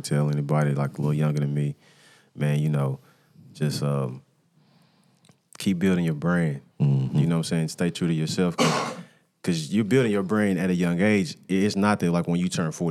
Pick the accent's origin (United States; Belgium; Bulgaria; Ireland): United States; Nashville, Tennessee; also born or lived in Smyrna, Tennessee; I grew up in East Nashville.